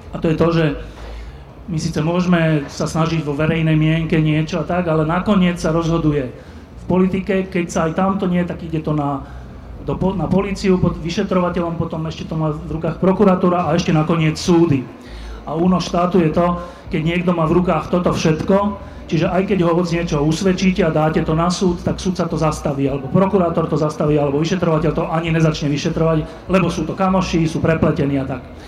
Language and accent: Slovak; Slovakia; sme Slováci